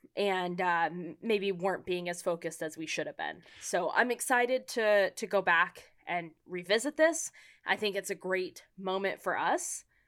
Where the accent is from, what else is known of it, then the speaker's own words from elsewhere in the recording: San Diego, California, United States; now in Los Angeles, United States; I was born and raised in San Diego